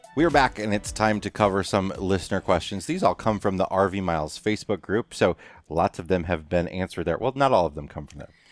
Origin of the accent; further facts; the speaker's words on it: Western Illinois, United States; moved away; we're in the Quad Cities, my hometown, uh, Western Illinois